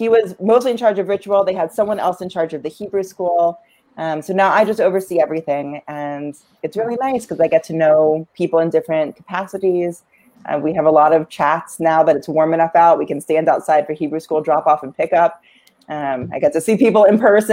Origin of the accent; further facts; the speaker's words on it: Framingham, Massachusetts, United States; now in Melrose, United States; I grew up in Framingham.